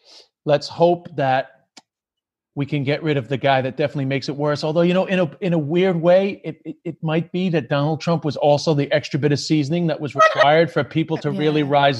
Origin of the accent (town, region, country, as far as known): Ireland